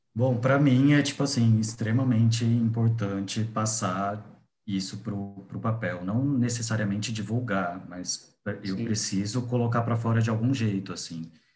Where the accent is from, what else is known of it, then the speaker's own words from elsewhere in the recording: Guaraçaí, São Paulo, Brazil; moved away as an adult; also born or lived in Paraná; now in São Paulo, Brazil; Eu saí de Guaraçaí com 19 anos e fui morar no Paraná para fazer faculdade de design.